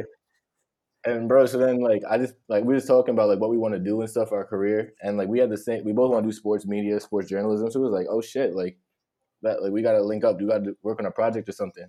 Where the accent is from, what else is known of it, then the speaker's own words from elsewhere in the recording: New York, United States; I'm from New York